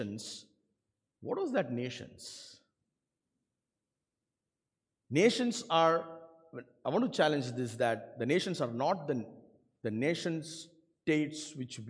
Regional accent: India; English is a second language; moved away; I come from India

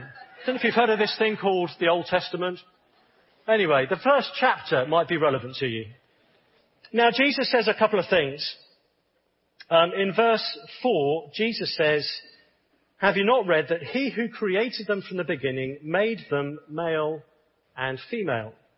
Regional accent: England, United Kingdom; I'm from the United Kingdom, as you can probably tell. And I'm a bit of a, a contradiction. I'm a, an Englishman

